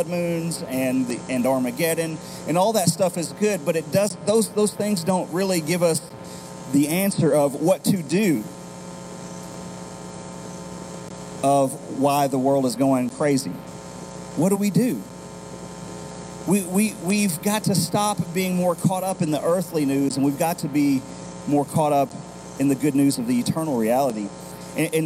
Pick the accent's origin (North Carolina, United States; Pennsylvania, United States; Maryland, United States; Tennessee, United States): Tennessee, United States; before we think of ourselves as American citizens, before we think of ourselves as Tennesseans